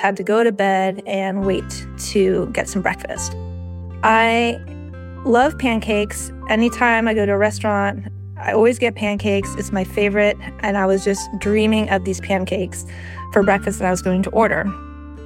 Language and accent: English; California, United States; I'm from California